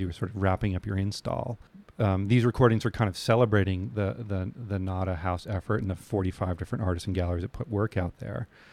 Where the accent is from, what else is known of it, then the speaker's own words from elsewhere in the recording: New England, United States; I grew up in New England